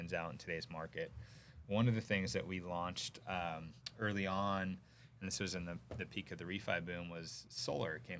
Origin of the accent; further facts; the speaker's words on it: Sacramento, California, United States; I actually grew up in Sacramento, so you can guess the team that was my hometown team